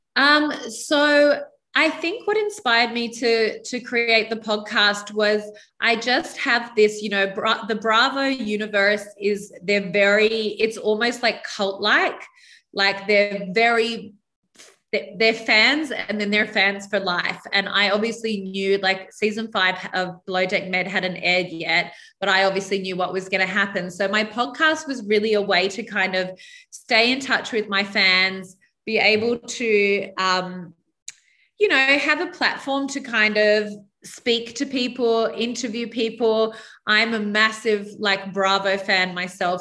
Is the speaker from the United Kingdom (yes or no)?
no; New South Wales, Australia; brought up on a very small island about an hour north of uh, Sydney in Australia